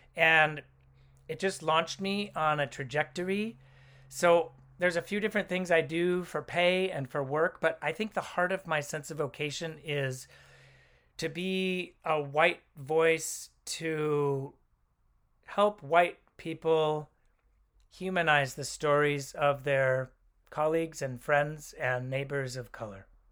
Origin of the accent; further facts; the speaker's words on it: Oakland, California, United States; also born or lived in Los Angeles; I grew up in Oakland